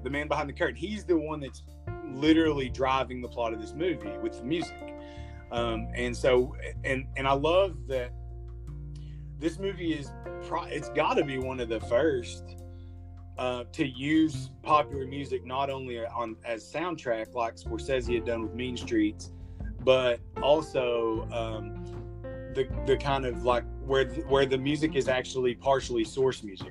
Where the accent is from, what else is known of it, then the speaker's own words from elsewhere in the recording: Clinton, United States; I grew up here in Clinton